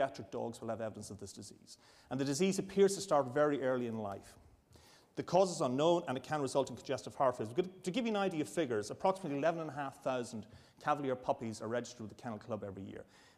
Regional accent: Ireland; now in Edinburgh, United Kingdom; I'm an Irish Catholic

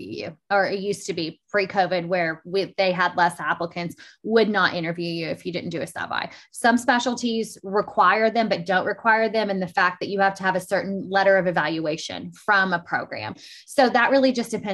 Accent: Arkansas, United States; I'm from Arkansas

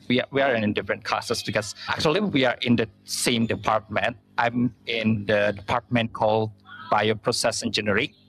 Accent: Indonesia; from Indonesia

